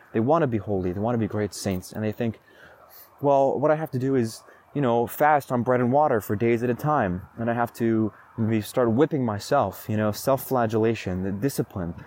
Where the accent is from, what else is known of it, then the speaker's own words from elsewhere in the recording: Roseburg, Oregon, United States; Roseburg, my hometown